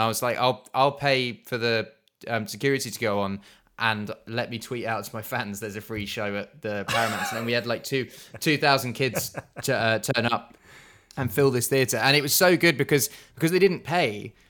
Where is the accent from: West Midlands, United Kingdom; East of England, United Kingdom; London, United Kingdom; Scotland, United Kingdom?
East of England, United Kingdom; Suffolk; We are, we are from Suffolk